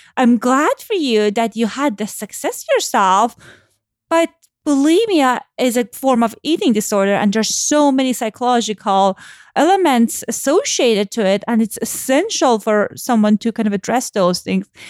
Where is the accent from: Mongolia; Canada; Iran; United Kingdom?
Iran; moved away; Growing up in Iran